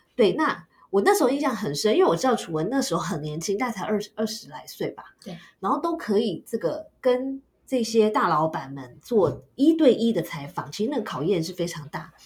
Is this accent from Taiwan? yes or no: yes; Taiwan; moved away as an adult; 我自己这个台姐，土生土长的台姐的观点